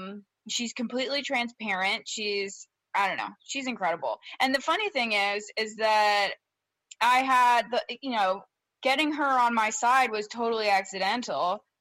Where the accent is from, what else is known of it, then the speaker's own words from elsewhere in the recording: Baltimore, Maryland, United States; born there; You know, I was born in Baltimore. There's not much people can do without me clapping back at them, you know?